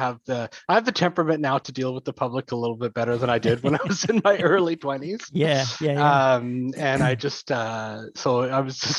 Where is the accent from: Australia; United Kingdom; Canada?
Canada; the Prairies; also born or lived in Eastern Canada; now in Langley, Canada; I was born out east, raised yeah. In the prairies, and yeah. But I've been on the coast since 93 now.